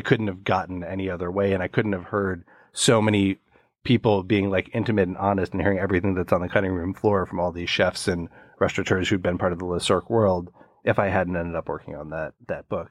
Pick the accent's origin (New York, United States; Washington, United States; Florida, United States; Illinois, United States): Illinois, United States; Chicago; my house where I grew up in Chicago